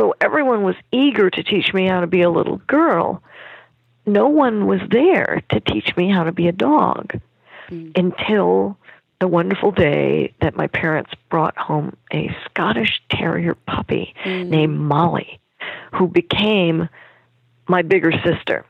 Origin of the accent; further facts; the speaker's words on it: Germany; I was born in Germany